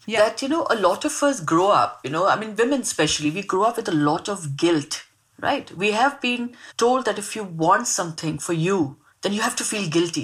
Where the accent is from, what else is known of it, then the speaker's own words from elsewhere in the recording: Mumbai, Maharashtra, India; also born or lived in Mangalore; I grew up in Mumbai. I, I grew up in a really, really small uh, uh, suburb of Mumbai called Bandra